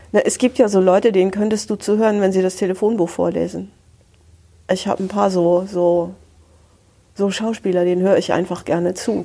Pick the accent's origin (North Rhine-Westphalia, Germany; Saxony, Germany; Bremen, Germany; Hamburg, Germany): Hamburg, Germany; ich bin Hanseatin, dritte Generation in Hamburg geboren.